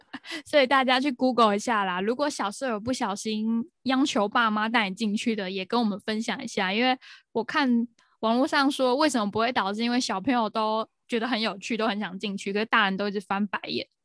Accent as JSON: {"language": "Chinese", "country": "Taiwan", "said": "我们台湾人一听就会知道说，哦，还有一个意思是，就是台湾独立嘛"}